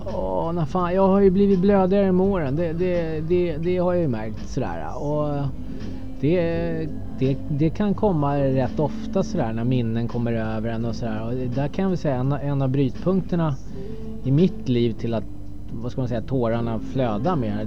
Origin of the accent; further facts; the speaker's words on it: Stockholm, Stockholm County, Sweden; jag är ju uppväxt på Södermalm